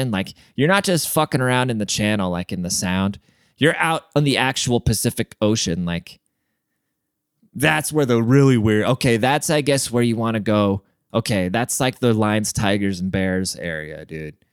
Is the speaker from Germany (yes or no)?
yes; Germany; and then when I grew up in Germany.